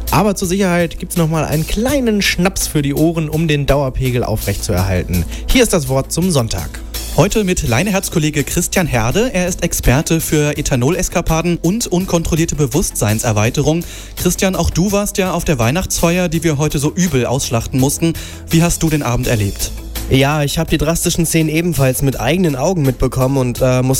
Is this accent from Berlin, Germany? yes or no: no; Hanover, Lower Saxony, Germany; ich bin natürlich ein großer Fan als äh, Hannoveraner von Lütje Lage.